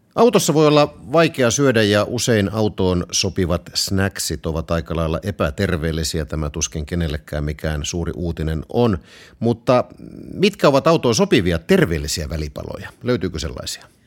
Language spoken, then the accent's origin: Finnish; Southwest Finland, Finland; Mä olen Varsinais-Suomesta. Meillä puhutaan vaan makkaraperunat.